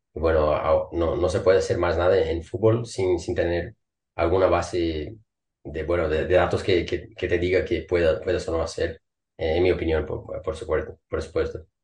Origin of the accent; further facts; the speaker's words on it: Brazil; Spanish is a second language; moved away as an adult; now in Denmark; soy brasileño